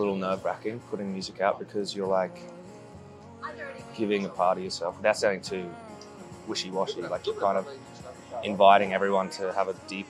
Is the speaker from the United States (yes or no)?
no; central Queensland, Australia; now in London, United Kingdom; I'm a busker from Australia, central Queensland. I'm from the desert. Not so much the desert, but more of drought-stricken wasteland.